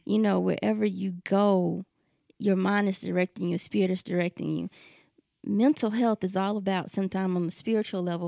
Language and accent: English; the South, United States; we're from the South